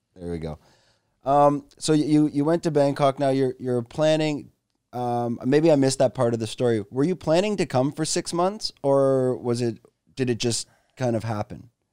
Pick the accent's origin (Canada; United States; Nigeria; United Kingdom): Canada; also born or lived in Toronto; now in Phuket, Thailand; I'm a Canadian expat living in Phuket, Thailand